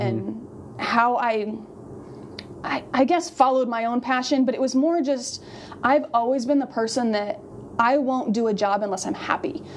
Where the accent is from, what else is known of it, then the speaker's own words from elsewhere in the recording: Colorado, United States; moved away; I'm from Colorado.